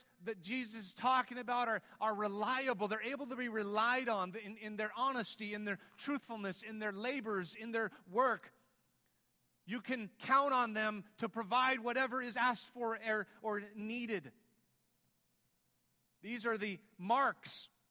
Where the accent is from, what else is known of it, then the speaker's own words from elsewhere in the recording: United States; we're Americans